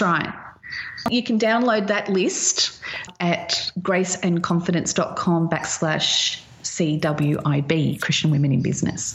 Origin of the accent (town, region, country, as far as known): Australia